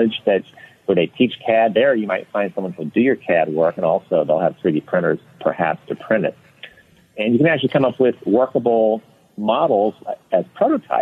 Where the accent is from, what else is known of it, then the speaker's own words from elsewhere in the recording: Louisiana, United States; now in Florida, United States; I grew up in Louisiana, just normal, you know, normal childhood